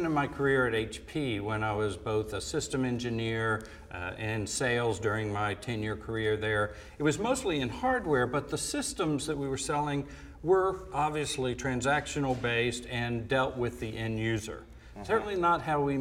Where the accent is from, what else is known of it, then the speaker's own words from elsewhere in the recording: Atlanta, Georgia, United States; moved away as an adult; I grew up in Atlanta, Georgia. I was born and raised there. Spent first 18 years of my life there